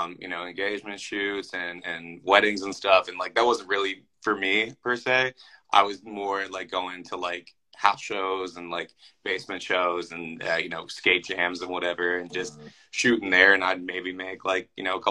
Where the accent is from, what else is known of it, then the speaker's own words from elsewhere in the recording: Philadelphia, Pennsylvania, United States; moved away as an adult; also born or lived in Des Moines, Iowa; now in Minneapolis, United States; I'm from Philadelphia originally. I moved to Des Moines, Iowa for my first radio job.